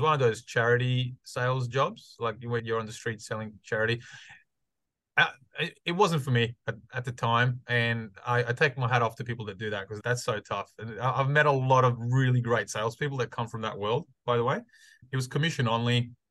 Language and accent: English; Australia; also born or lived in Croatia / United States; I was born in Croatia, ex-Yugoslavia, and moved to Australia in 1996. I was 10 years old. So yeah, I grew up here up until I was 18